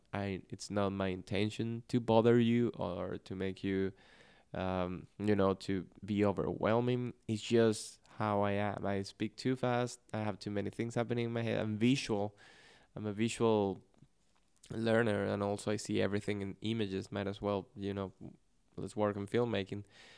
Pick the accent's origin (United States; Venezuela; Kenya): Venezuela; first language Spanish; English is a second language; Spanish, especially in Venezuela, is spoken at a very fast pace. So that's my natural speed.